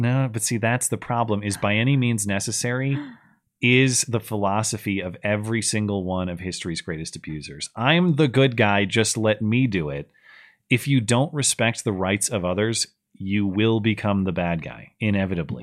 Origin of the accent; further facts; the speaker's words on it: United States; I'm an American